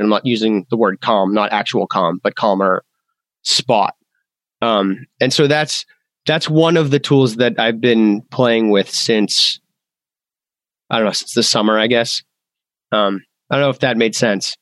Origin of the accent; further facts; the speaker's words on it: Massachusetts, United States; I'm from Massachusetts.